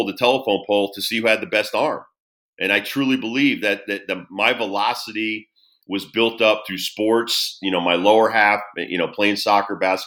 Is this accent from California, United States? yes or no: no; Southington, Connecticut, United States; growing up in Connecticut, New England